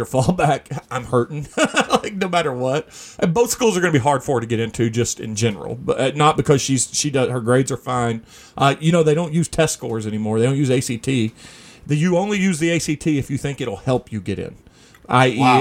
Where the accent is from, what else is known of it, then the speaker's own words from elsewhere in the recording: Midwest, United States; we grew up in Midwest Redneckville